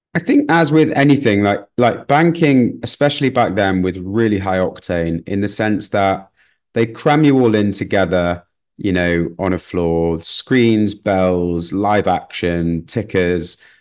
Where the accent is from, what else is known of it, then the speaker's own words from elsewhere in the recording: Manchester, North West England, United Kingdom; moved away as an adult; also born or lived in London; growing up in Manchester, it was slightly different to London.